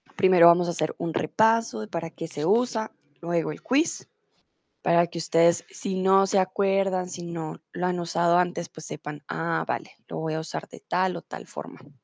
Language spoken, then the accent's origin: Spanish; Colombia; soy de Colombia